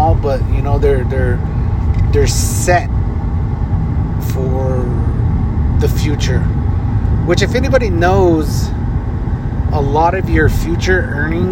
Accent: Leupp, Arizona, United States; now in Flagstaff, United States; I grew up in Loop, Arizona

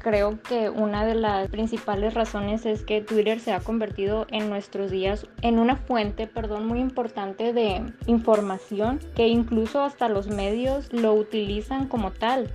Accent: Mexico; como sociedad mexicana creíamos normales

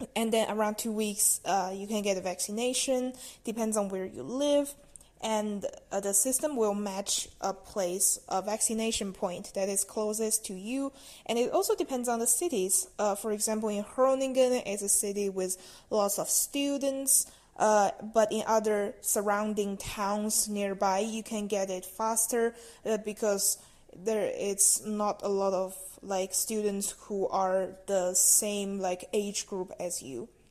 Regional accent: China; now in Netherlands; I'm from China and I'm studying in the Netherlands right now.

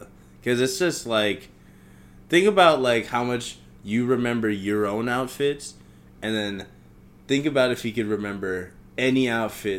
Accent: Manhattan, Kansas, United States; I grew up in Kansas. I was born in Kansas, grew up in Kansas. We were outsiders there. We were in a small city called Manhattan.

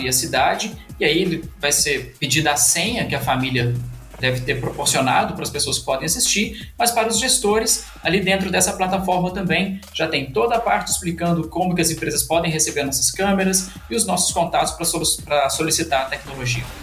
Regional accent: Minas Gerais, Brazil; nós que somos mineiros

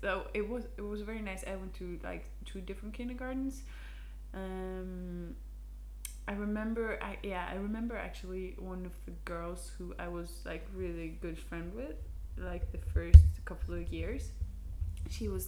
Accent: Norway; English is a second language; we're from Norway

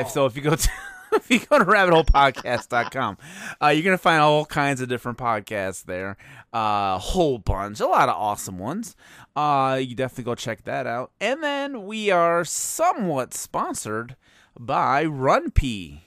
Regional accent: Chicago, Illinois, United States; moved away; my hometown of Chicago

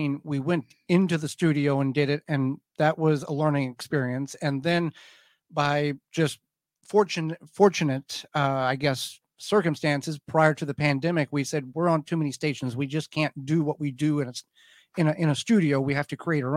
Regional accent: Southern Illinois, United States; I grew up in Southern Illinois on a large farm.

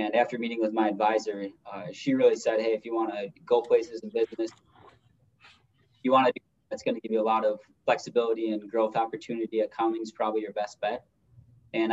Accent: Minneapolis, Minnesota, United States; I'm from the Minneapolis, Minnesota, the metro Minnesota area

